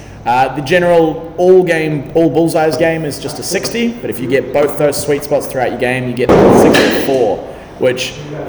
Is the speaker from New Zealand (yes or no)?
yes; New Zealand; born there; I was born in New Zealand, but I had to come back for this.